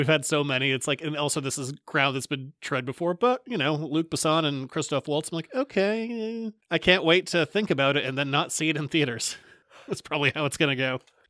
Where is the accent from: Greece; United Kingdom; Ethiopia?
United Kingdom; I'm British.